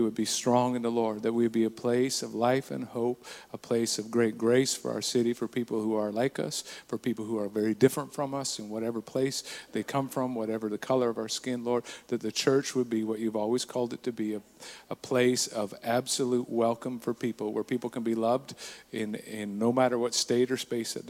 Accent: Burton, British Columbia, Canada; I grew up in a small town in BC, in the interior. I usually say Nakusp, but actually it was in a place even smaller than that, just outside of Nakusp, called Burton

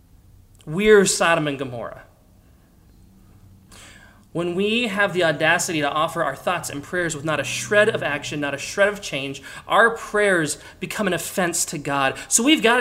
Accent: Pennsylvania, United States; I grew up in Pennsylvania, for crying out loud, a state with more guns than people

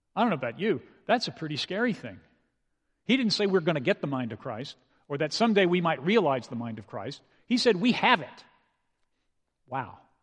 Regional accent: San Antonio, Texas, United States; I grew up in San Antonio

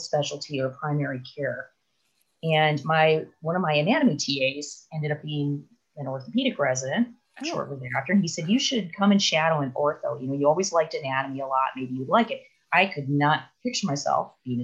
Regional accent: Milwaukee, Wisconsin, United States; moved away as an adult; also born or lived in Evanston, Illinois / Stanford, California; I was born in Milwaukee, Wisconsin, and then I grew up in a suburb. And I, you know, lived there my whole life till I went away to college

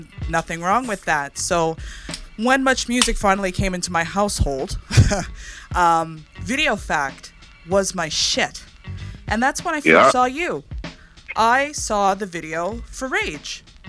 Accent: East Coast, Atlantic Canada, Canada; moved away; I'm from the East Coast and grew up in a little fisherman town.

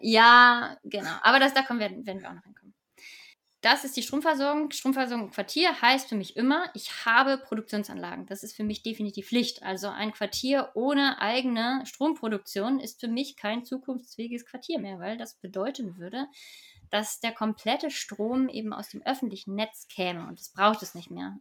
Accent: Hamburg, Germany; ich komme aus Hamburg

